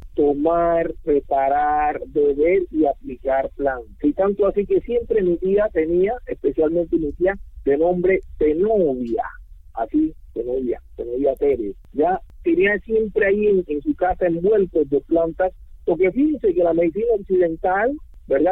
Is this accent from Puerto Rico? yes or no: no; San Basilio de Palenque, Bolívar, Colombia; first language Palenquero; Spanish is a second language; nací acá en Palenque, me crié en Palenque, vivo en Palenque